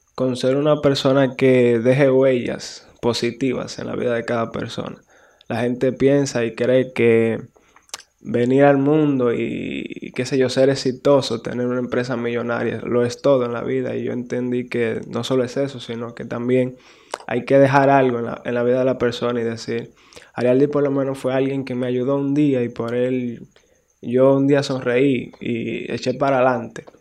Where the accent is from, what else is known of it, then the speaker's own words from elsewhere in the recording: Guananico, Puerto Plata, Dominican Republic; nací allá en Puerto Plata, me crié en Guananico, Rincón Caliente.